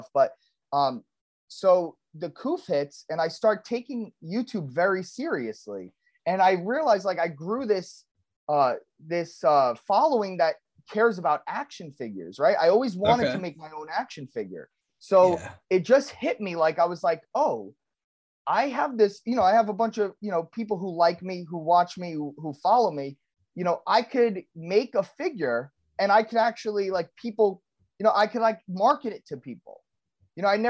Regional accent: New York, United States; I'm Italian and I grew up in New York

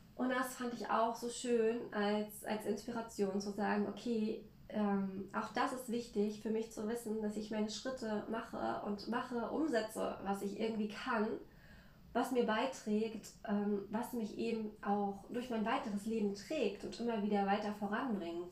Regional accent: Mecklenburg-Vorpommern, Germany; für mich als Mecklenburger war das eine komplett andere Welt. Denn bei uns ist es so, hier in Mecklenburg

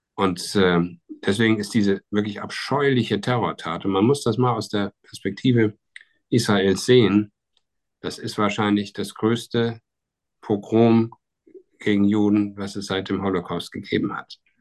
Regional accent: Germany

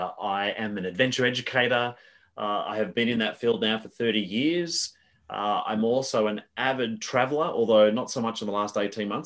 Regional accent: Australia; But so I live in the outer suburbs of Melbourne. Born and bred in Australia, although until recently have spent a lot of my time outside of this country

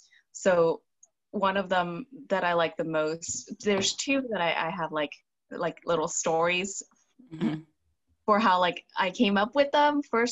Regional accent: Hong Kong; I'm an immigrant from Hong Kong

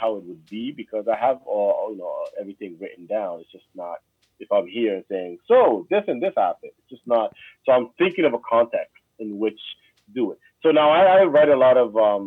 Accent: Canada; also born or lived in Djibouti; And I grew up in Montreal and Ottawa. So very, very Canadian life as well. I came here when I was 9

